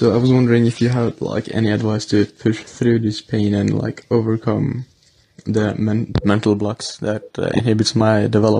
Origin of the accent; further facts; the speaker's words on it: Norway; from Norway.